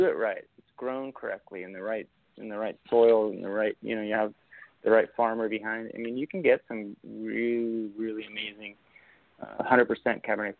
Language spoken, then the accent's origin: English; Napa, California, United States; also born or lived in Argentina; But I grew up in Napa. I call myself a Napkin. This is my hometown.